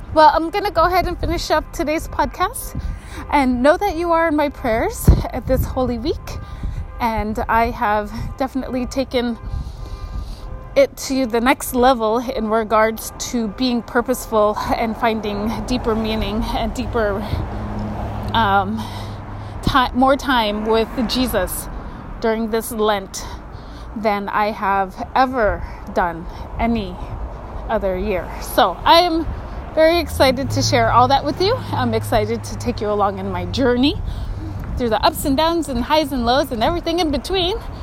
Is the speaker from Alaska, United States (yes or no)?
yes; Kotzebue, Alaska, United States; I grew up in Kotzebue and it was very cold